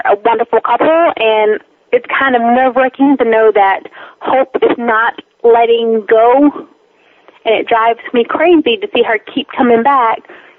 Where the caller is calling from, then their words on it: Texas, United States; I'm calling from Texas.